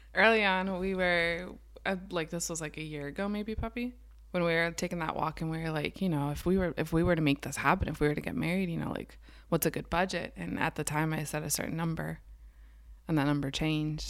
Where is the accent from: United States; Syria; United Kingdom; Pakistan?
United States; Garden Spot area, Pennsylvania; also born or lived in Lancaster, Pennsylvania; I grew up in Garden Spot area. Now I live downtown Lancaster